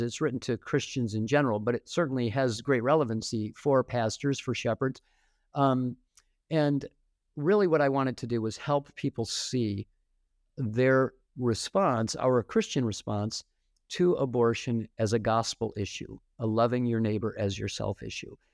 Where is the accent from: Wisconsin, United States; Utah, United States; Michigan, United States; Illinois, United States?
Michigan, United States; Detroit; moved away as an adult; also born or lived in Fort Wayne, Indiana; my hometown in, in Detroit